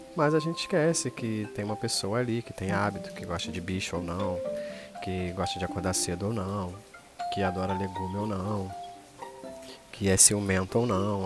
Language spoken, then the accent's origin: Portuguese; Rio de Janeiro, Brazil; Sou carioca